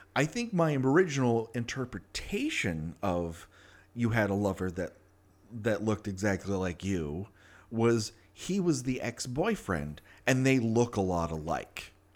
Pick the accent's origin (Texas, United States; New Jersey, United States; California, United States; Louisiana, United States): California, United States; Los Angeles; I grew up in Los Angeles. I'm one of the rare people who actually was born and raised here